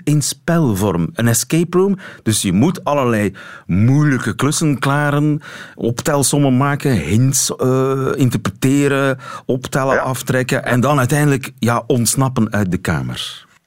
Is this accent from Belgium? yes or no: yes; Flanders, Belgium; wij zeggen vast en zeker.